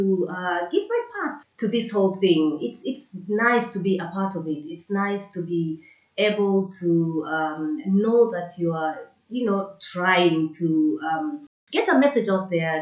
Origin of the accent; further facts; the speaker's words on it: Kenya; moved away; I grew up in Kenya